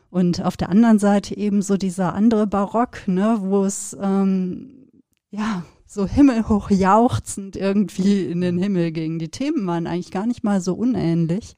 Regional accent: Sauerland, North Rhine-Westphalia, Germany; wir sind ja beide in Gegenden aufgewachsen, wo man ja auch den Sternenhimmel ähm, sehr präsent hatte

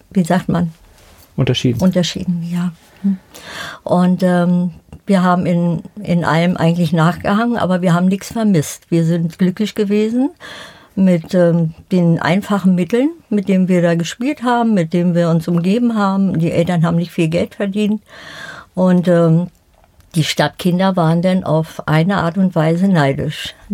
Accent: Berlin, Germany; Ich bin in der Förderschule in Berlin-Spandau äh, zur Schule gegangen.

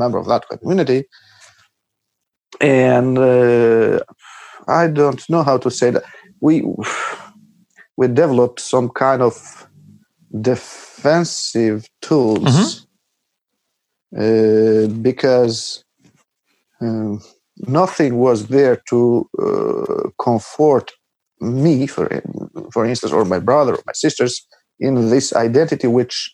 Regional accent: Patos, Fier County, Albania; English is a second language; moved away; I grew up in the house I am now in, because I came here for the New Year to my parents in Albania. It's a small town called Patos

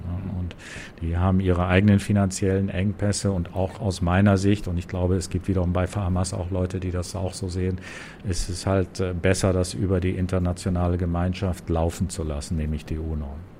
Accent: Germany; moved away as an adult; also born or lived in Lebanon / New York; now in Gaza Strip; bin Deutscher

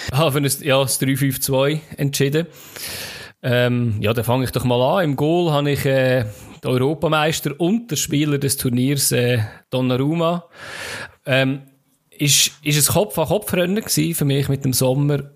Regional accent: Switzerland; als Schweizer

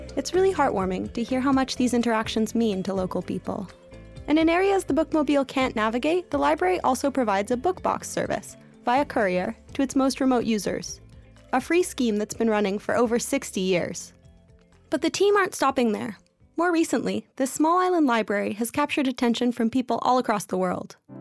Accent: Canada; moved away; I have a bit of an accent. Um, I'm originally from Canada

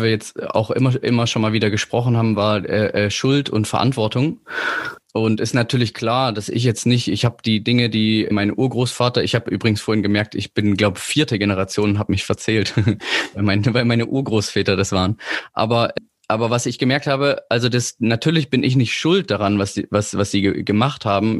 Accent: Leipzig, Saxony, Germany; moved away; Ich komme ja eigentlich aus Leipzig

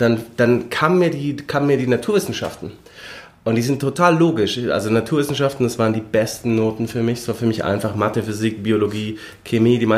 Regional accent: Lindau, Bavaria, Germany; also born or lived in Regensburg; now in Munich, Germany; Nein, ich wohne in München. Ich bin aus Lindau am Bodensee. Ähm, habe hier in München studiert, war dann drei Jahre in Regensburg für den Doktor

